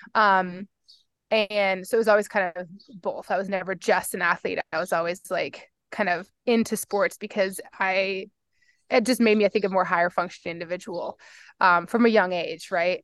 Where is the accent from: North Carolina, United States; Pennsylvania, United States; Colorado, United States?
Colorado, United States; Fort Collins; now in Boulder, United States; I grew up in Fort Collins, Colorado